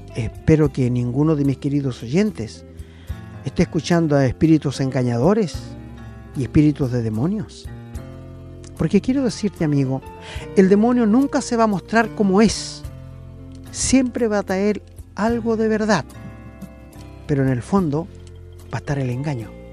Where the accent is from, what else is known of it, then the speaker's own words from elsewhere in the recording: Angol, Araucanía, Chile; moved away; yo soy de Angol